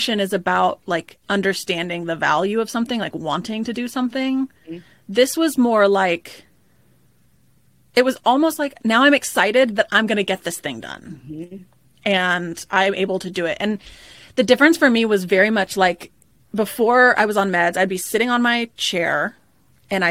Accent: Dallas, Texas, United States; I'm from Dallas, Texas, and we never get any snow

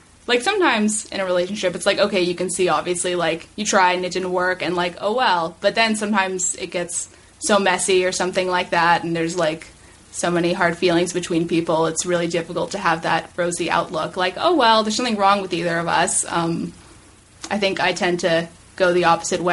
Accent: Los Angeles, California, United States; I have lived here my entire life

